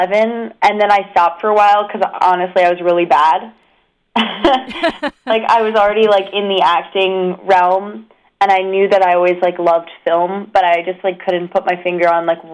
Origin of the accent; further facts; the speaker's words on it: Asbury Park, New Jersey, United States; also born or lived in New York; growing up in Asbury Park and, like, living in New Jersey